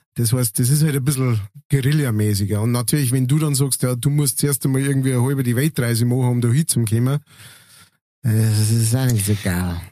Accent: Münster, Germany; moved away; wo ich aufgewachsen bin, in Münster

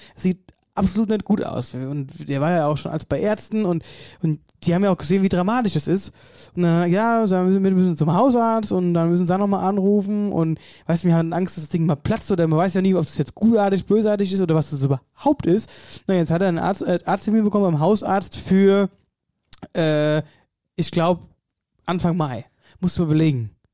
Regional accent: Wetterau, Hesse, Germany; bei uns in der Wetterau

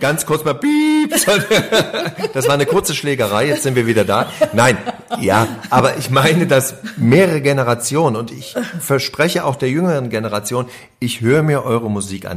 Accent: GDR, East Germany, Germany; now in Berlin, Germany; Wir kommen ja aus dem Gruppenwahn DDR

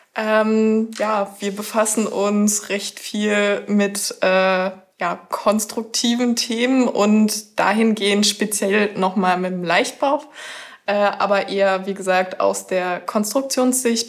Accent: northeast Brandenburg, Germany; now in Zittau, Germany; Ich komme aus einem winzigen Dorf im Nordosten Brandenburgs, direkt von der Grenze

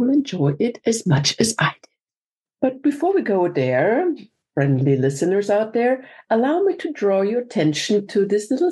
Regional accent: Vienna, Austria; I'm from Vienna

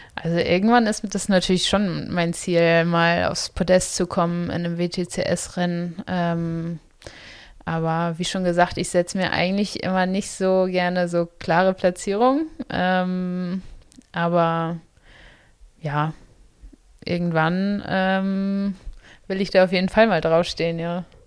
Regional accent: Itzehoe, Schleswig-Holstein, Germany; now in Potsdam, Germany; Also ich komme ja aus Itzehoe

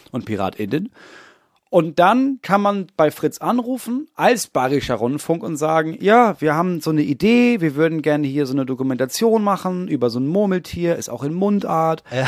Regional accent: near Dithmarschen, Schleswig-Holstein, Germany; ich komme ja aus der Nähe von Dithmarschen, Schleswig-Holstein, größtes Kohlanbaugebiet Europas.

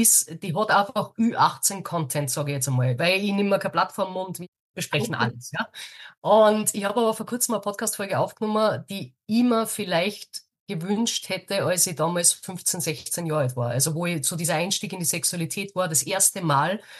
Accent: Austria; bei uns in Österreich

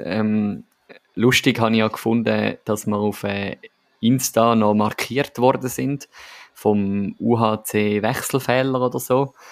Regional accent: Winterthur, Zurich, Switzerland; meine, meine Heimat, meine äh, ja, HC Riechenberg äh, Wintertour

